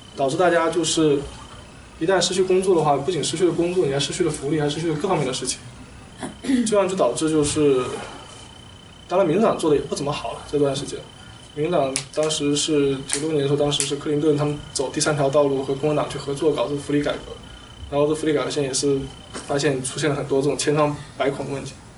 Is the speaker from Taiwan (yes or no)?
no; China; now in United States; 我们中国